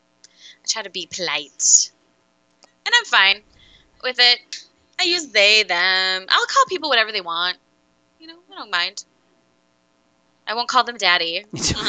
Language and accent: English; Minnesota, United States; accent: Minnesotan; I'm like, I'm from Minnesota. Yeah, can't you hear the accent?